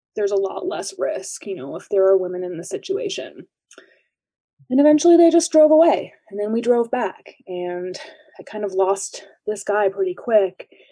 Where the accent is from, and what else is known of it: Lake Placid, New York, United States; born or raised there; moved away